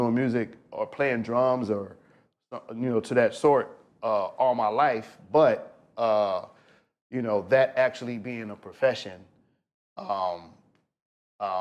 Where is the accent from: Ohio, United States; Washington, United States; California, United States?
California, United States; Compton; I'm from Compton, California, born and raised